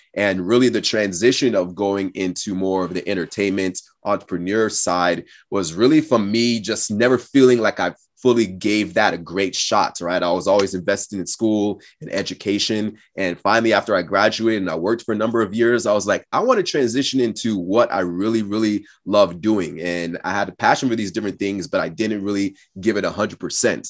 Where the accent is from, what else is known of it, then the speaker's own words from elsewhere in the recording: the Northwest, between Portland and Seattle, Pacific Northwest, United States; also born or lived in Austin, Texas / Cameroon; came back to the U S when I was about six. and, uh, and spent most of my time in the Northwest between, uh, Portland and Seattle area